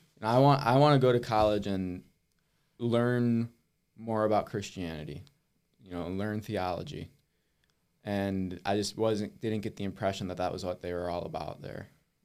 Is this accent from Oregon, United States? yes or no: no; Wisconsin, United States; Yeah, so I grew up in Wisconsin, just like 40 minutes north of here up by Platteville.